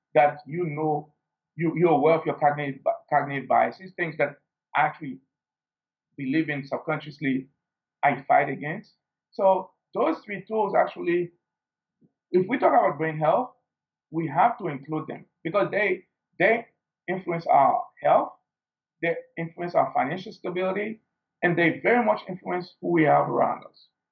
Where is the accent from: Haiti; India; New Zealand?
Haiti; growing up in Haiti, we didn't have the luxury of uh, a first world